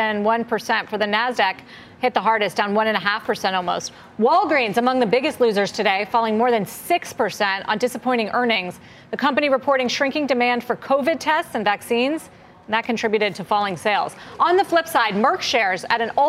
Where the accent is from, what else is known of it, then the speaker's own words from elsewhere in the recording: Ohio, United States; I'm from Ohio